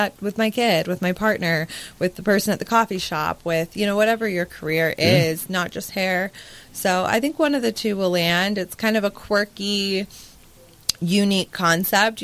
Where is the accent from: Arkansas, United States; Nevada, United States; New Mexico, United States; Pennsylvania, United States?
Nevada, United States; Las Vegas; I grew up in Vegas